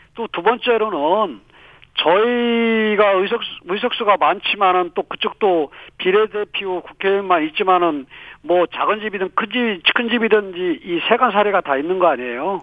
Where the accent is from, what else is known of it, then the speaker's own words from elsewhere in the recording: Chungcheong, South Korea; 지가 또 충청권 출신이 아니겠습니까